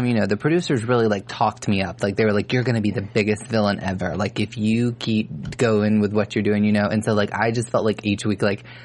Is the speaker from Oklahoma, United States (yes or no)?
no; Alabama, United States; I'm from Alabama